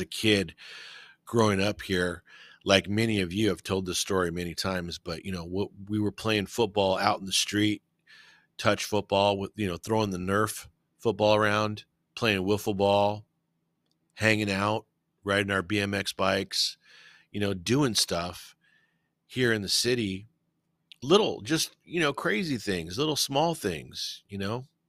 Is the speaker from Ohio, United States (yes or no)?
no; California, United States; I was born and raised in Cali, and, uh, I can't see myself living anywhere else